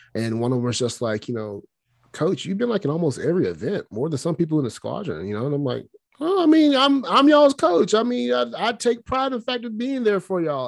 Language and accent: English; Alabama, United States; moved away; I'm from Alabama.